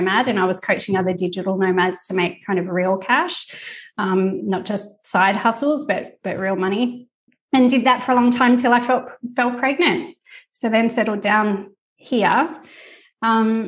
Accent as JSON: {"language": "English", "region": "Tasmania", "country": "Australia", "moved": "as an adult", "lives_now": "Italy", "said": "I'm from Tasmania, so all my family is still back in Tassie"}